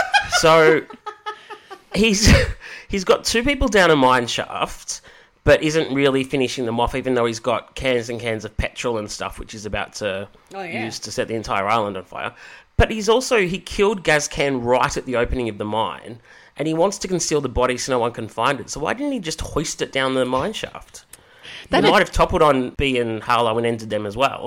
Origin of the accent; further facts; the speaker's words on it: Sydney, New South Wales, Australia; I grew up right near Botany Bay